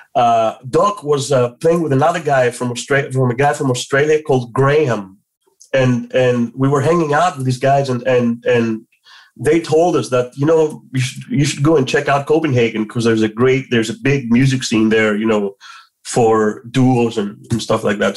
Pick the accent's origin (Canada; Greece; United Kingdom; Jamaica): Greece; Athens, Attica; moved away as an adult; I was born and raised in Athens